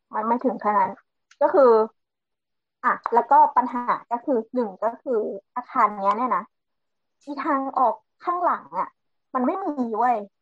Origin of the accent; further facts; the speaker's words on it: Sing Buri, Thailand; moved away; ที่บ้านเกิดนะที่สิงห์บุรี